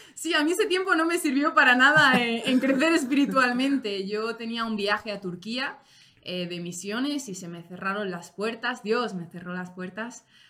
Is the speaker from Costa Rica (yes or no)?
no; Spain; Yo, como española